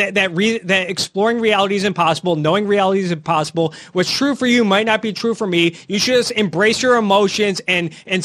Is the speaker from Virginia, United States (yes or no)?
no; Royal Oak, Michigan, United States; I am from Detroit. I grew up in the suburbs of Detroit